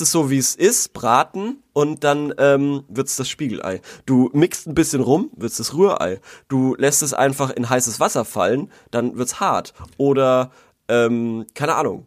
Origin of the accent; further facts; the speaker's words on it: Würzburg, Bavaria, Germany; als Würzburger